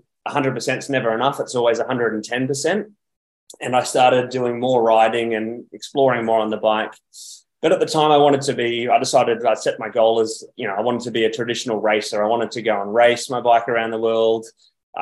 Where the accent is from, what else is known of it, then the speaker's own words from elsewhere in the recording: Perth, Western Australia, Australia; I'm actually originally from Perth in Western Australia, and I got my first bike at around age 13.